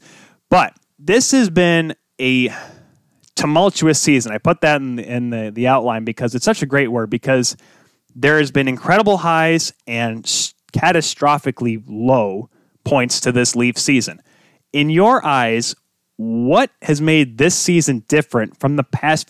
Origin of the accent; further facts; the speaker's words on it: Michigan, United States; I grew up here in Michigan